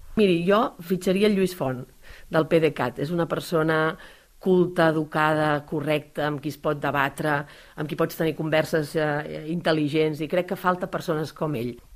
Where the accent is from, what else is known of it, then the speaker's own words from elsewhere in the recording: Caldes d'Estrac, Catalonia, Spain; vaig néixer a Caldes d'Estrac, és el poble més petit de la comarca, a la vora del mar, és el lloc on visc, on he crescut